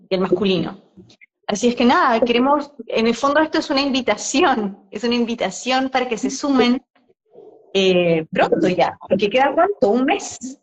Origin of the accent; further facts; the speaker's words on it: Chile; now in Mexico; ambos somos chilenos, que venimos en un viaje hace mucho rato, saliendo, el, salir de nuestro país